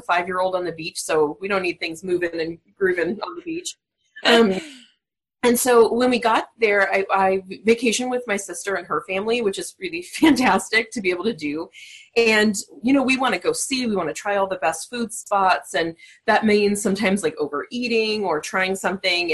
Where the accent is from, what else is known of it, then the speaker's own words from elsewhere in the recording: Southern California, United States; I'm actually from Southern California. So I think growing up in a coastal town